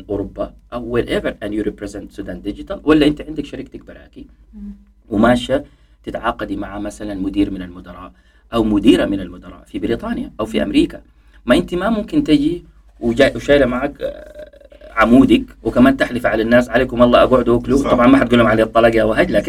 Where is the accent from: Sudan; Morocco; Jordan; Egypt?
Sudan; moved away as an adult; تخيلي انه انا طلعت من السودان